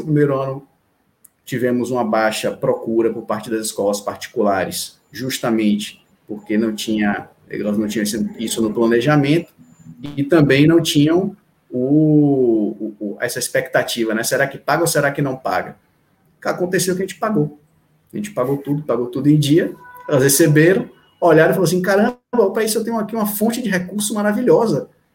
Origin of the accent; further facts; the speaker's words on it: Salvador, Bahia, Brazil; also born or lived in Recife; eu sou de Recife, mas eu moro aqui em Salvador sempre desde de um ano de idade, então minha vida inteira foi foi aqui em Salvador